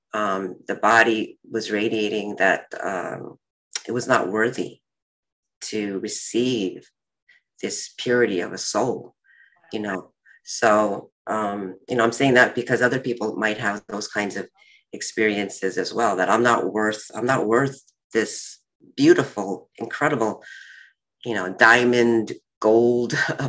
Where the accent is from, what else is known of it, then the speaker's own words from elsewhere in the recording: Seoul, South Korea; I was born in Seoul, Korea